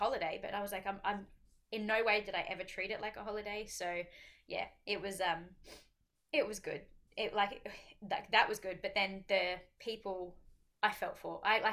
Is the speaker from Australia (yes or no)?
yes; Australia; as an Aussie over there, especially an Aussie that does not live in the mountains